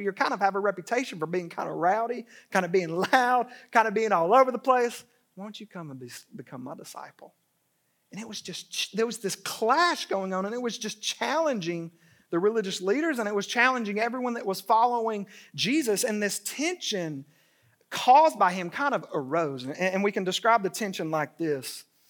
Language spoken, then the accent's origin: English; Dalton, Georgia, United States; I grew up in Dalton, Georgia